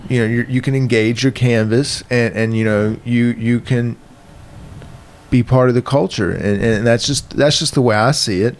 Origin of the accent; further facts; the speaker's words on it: Virginia, United States; moved away; I'm from Virginia.